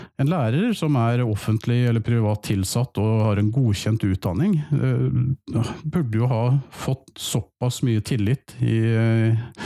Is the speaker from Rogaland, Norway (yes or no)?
no; Halden, Østfold, Norway; now in Fredrikstad, Norway; Jeg er jo opprinnelig fra Halden